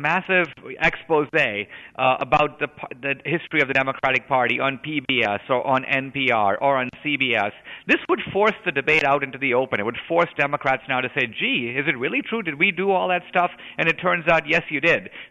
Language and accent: English; India; moved away; I grew up in India